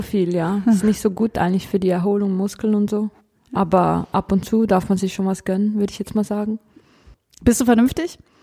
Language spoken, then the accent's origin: German; Kriens, Lucerne, Switzerland; ich komme aus der Schweiz